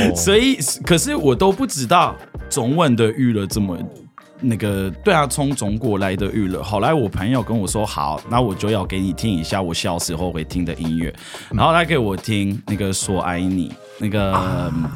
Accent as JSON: {"language": "Chinese", "country": "France", "tie": "born or raised there", "also_born_or_lived": "Paris, France", "second_language": "Chinese", "moved": "as an adult", "lives_now": "Taiwan", "said": "因为我在乡下长大了，可是后来我就去巴黎住"}